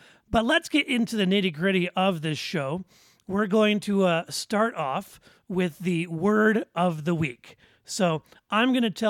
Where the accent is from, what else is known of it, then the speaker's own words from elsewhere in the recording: Detroit, Michigan, United States; moved away as an adult; now in Central Florida, United States; almost 30, born and raised in Southwest Detroit. You know, I graduated from Central Michigan University, and now I live in a theme park capital of the world, Central Florida.